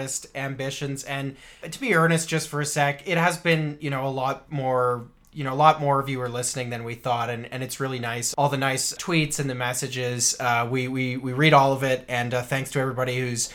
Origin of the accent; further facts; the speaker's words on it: Canada; we are Canadian